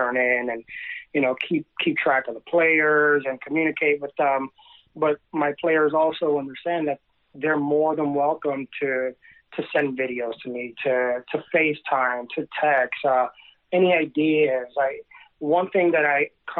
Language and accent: English; Puerto Rico; also born or lived in South Bronx, New York; now in Hudson Valley, United States; from a very young age, I grew up in Puerto Rico, and I have pictures of playing T-ball, maybe 2-3 years old